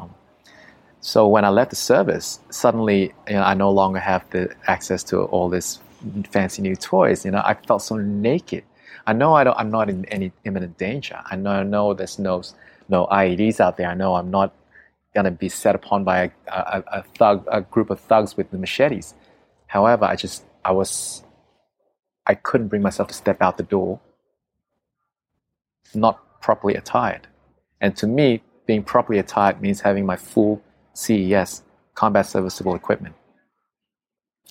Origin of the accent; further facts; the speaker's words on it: Australia; I'm from Australia.